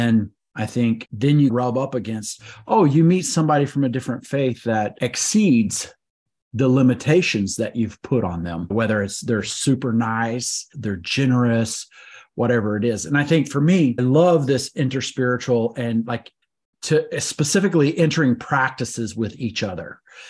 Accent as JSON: {"language": "English", "region": "West Texas", "country": "United States", "tie": "born or raised there", "said": "I grew up in West Texas"}